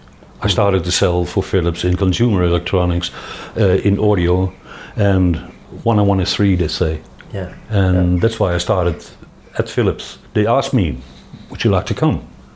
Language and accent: English; Veldhoven, North Brabant, Netherlands; English is a second language; also born or lived in Roosendaal, Netherlands / Eindhoven, Netherlands; I'm from Roosendaal, which is a city 80 kilometers to the west. My father was also a professional military and he was stationed there. We came to Veldhoven, which is near to Eindhoven, when I was 5 years old.